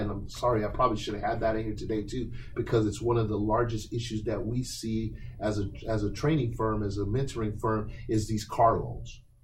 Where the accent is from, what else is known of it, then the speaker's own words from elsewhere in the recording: Portland, Oregon, United States; when I was a young person growing up in Northeast Portland in the late 70s